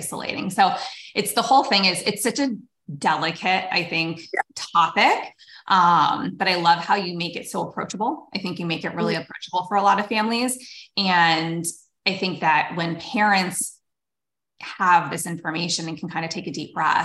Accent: Erie, Pennsylvania, United States; when I was growing up in Erie, Pennsylvania

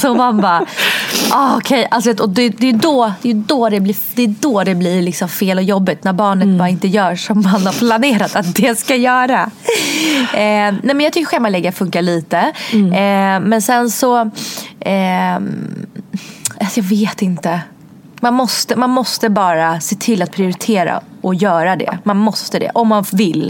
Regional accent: Sweden; also born or lived in Russia; när jag flyttade från Ryssland till Sverige då var jag tre

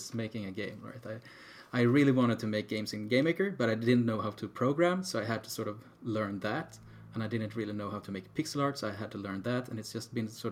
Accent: Sweden; we're from Sweden

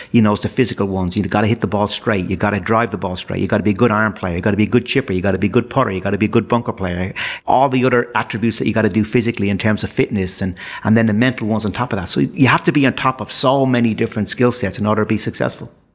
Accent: Dublin, Leinster, Ireland; my days growing up in Dublin

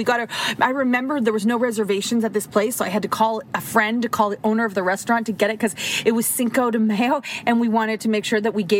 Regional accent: Toronto, Ontario, Canada; we're from Toronto.

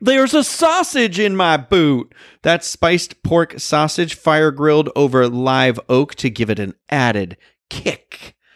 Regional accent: Boston, Massachusetts, United States; I'm from Boston.

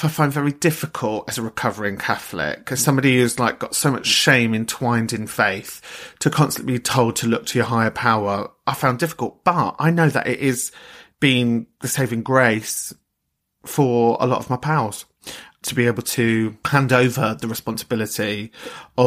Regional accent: London, United Kingdom; I come from London

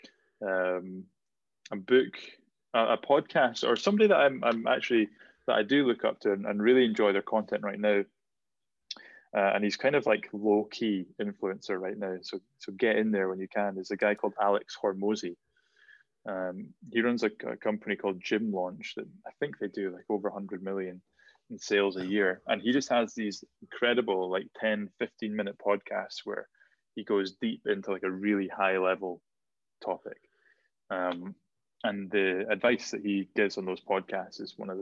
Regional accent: Shetland, Scotland, United Kingdom; growing up in Shetland, you were either good at music or you were good at sport

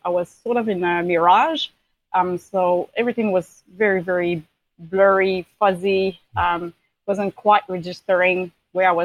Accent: Quebec City, Quebec, Canada; moved away as an adult; now in New Zealand; I'm originally from Quebec City, Canada, but I've been living in New Zealand for about 14 years now.

